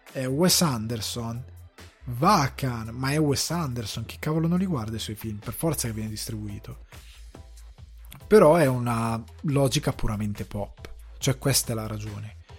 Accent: northern Italy, Italy; i miei genitori sono siciliani, io sono cresciuto al nord Italia

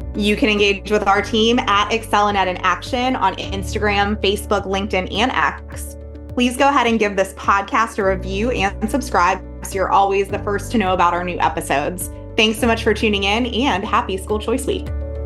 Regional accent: Pennsylvania, United States; my home state of Pennsylvania

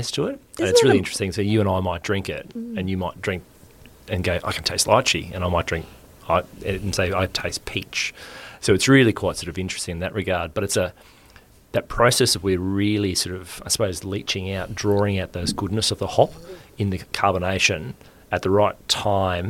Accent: Queensland, Australia; also born or lived in Brisbane; I am a Queensland boy. I grew up around Queensland

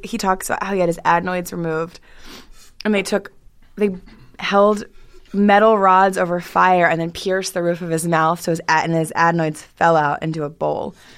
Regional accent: the Maryland line area, United States

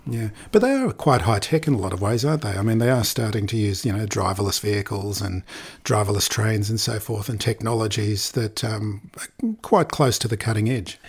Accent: Australia; I'm from Australia

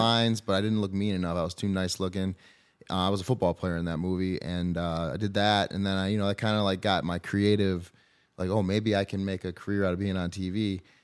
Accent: Brighton, Michigan, United States; We grew up in Brighton, which is, I mean, suburb of, would you say, I guess, Detroit, Ann Arbor

